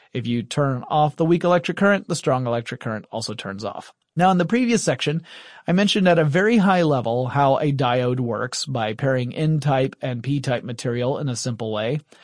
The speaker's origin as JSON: {"language": "English", "region": "Deep South", "country": "United States", "said": "I'm from the Deep South in the United States"}